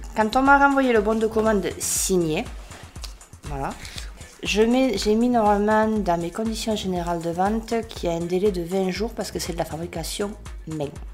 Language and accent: French; Béziers, Occitania, France; moved away as an adult; also born or lived in Gard / Provence / Marseille; je suis bitéroise d'origine. Ouais. Déjà, j'ai grandi à Béziers